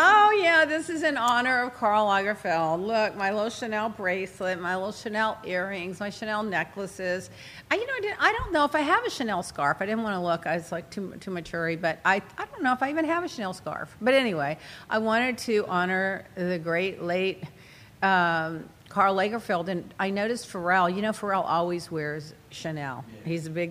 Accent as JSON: {"language": "English", "country": "United Kingdom", "said": "It's just a fox. I'm British. I see a fox every week."}